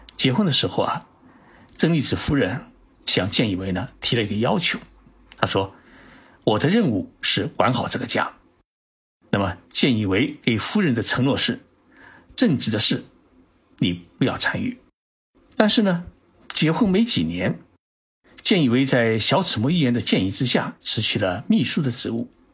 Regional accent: Zhejiang, China; now in Tokyo, Japan; 浙江省啊，也是我的老家

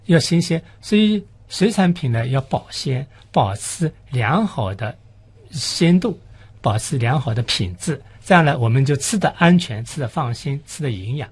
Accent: Shanghai, China; 我们上海人就说清嘴鱼

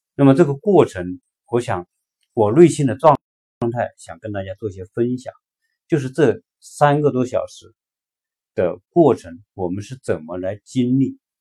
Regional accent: China; 对于我们中国人而言，有一句话说“读万卷书不如行万里路”

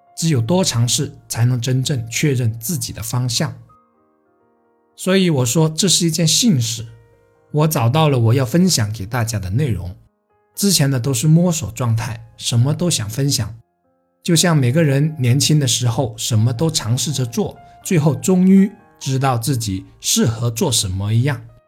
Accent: Guangdong, China; Chinese is a second language; 对于我们连美丽的先发和期盼都说不准的广东人来说

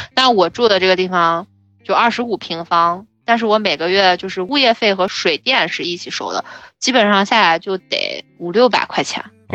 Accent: China; moved away as an adult; now in South Korea; 作为中国人来说，我就是觉得水果就要吃新鲜的

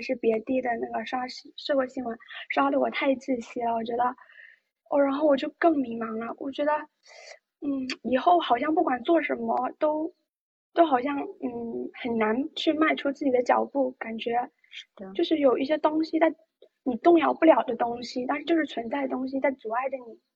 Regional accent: Jiangxi, China; 我是一名来自江西的，嗯，大学生，在江西读书，然后老家也是江西的

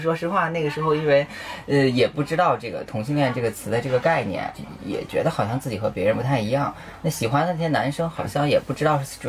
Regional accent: Shanxi, China; moved away as an adult; now in Beijing, China; 我是山西人。

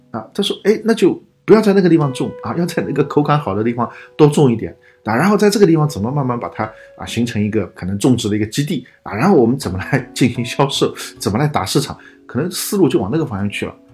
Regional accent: China; 这个故事其实我们中国人读来很正常

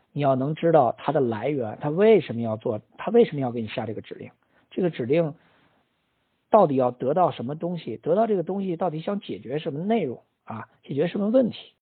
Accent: China; 我们中国人呢比较喜欢这种混沌一点儿的

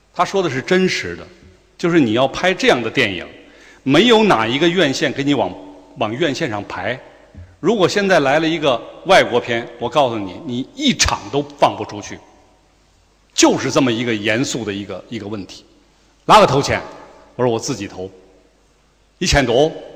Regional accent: Chengdu, Sichuan, China; 我们成都人

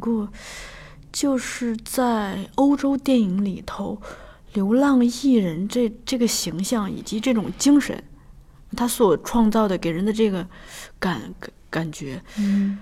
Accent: Shanxi, China; 我们老家是山西的

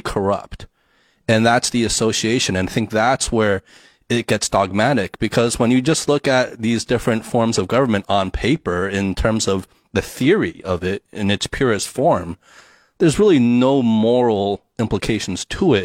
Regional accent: United States; growing up in the States

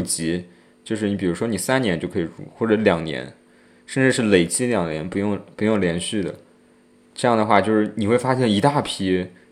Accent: Jiangsu, China; 我当时选择了我的家乡球队江苏舜天

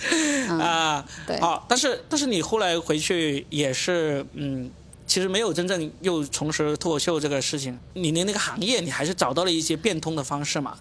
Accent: Guangdong, China; 作为一个广东人，也在广州读书，也在广州工作过

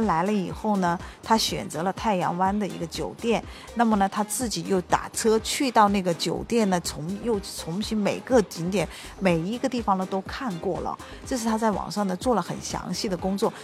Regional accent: China; 我们中国人

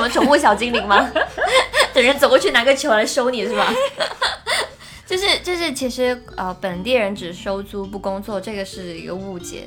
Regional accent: Shenzhen, Guangdong, China; 我爸妈在深圳，然后我们是在这里长大的

